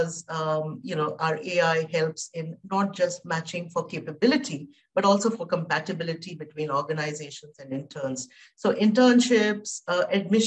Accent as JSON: {"language": "English", "country": "India", "said": "I come from India"}